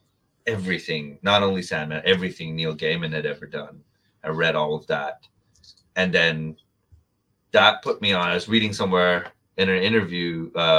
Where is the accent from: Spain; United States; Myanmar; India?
India; I was growing up in India